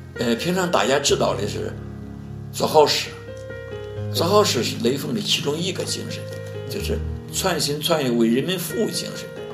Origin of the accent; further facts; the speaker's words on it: China; also born or lived in Zhengzhou; 作为一个中国人